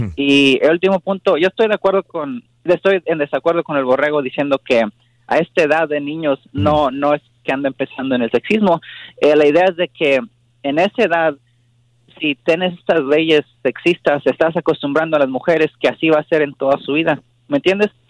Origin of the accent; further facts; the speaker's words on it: Mexico; Yo soy mexicano y reciente amigos mexicanos y familia mexicana